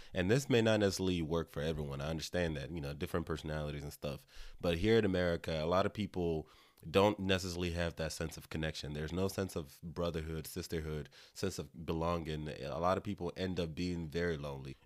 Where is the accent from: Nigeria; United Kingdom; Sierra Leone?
Nigeria; now in United States; I'm Nigerian